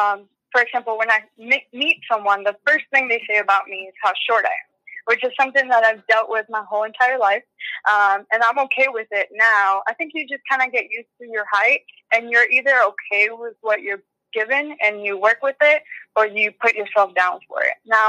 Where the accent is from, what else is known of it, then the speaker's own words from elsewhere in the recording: Orlando, Florida, United States; also born or lived in Venezuela / Virginia; I was born in Venezuela. {S0} Oh, wow. {S1} And I moved to the United States when I was 9 years old. And we first lived in Virginia, but then when I was about a middle schooler, sixth grade, I moved to Orlando.